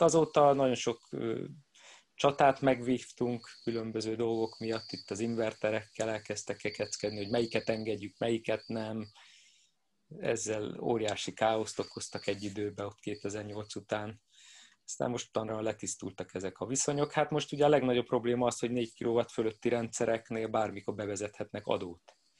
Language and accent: Hungarian; Budapest, Hungary; én budapesti vagyok